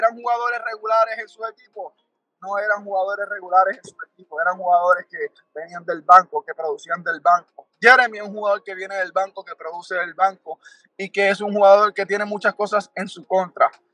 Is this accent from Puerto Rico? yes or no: yes; Puerto Rico; yo como boricua